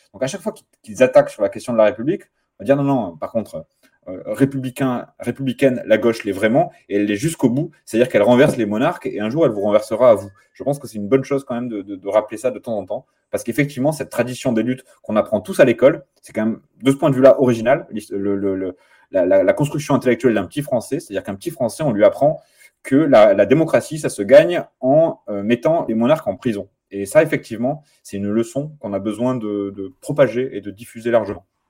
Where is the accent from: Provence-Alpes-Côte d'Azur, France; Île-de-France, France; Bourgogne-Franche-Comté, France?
Île-de-France, France; Nanterre; moved away as an adult; now in Grenoble, France; je viens de Nanterre, je suis passage à Grenoble pour quelques temps, mais, mais je, ma ville c'est Nanterre